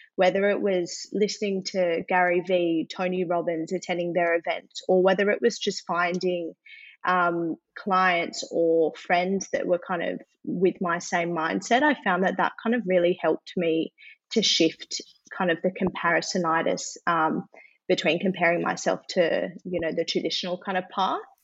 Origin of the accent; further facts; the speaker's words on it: Adelaide, South Australia, Australia; now in Sydney, Australia; So I am born and bred in Adelaide, actually. Mm-hmm. So I then moved to Sydney.